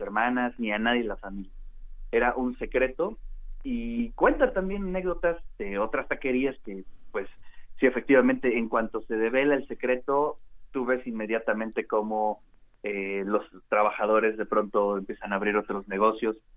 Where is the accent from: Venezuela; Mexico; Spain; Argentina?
Mexico; Puebla; los poblanos